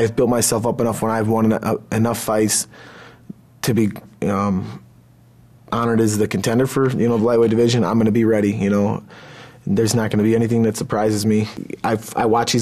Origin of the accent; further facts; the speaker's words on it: Johnsburg, Illinois, United States; moved away; I grew up in Johnsburg, Illinois, very small little town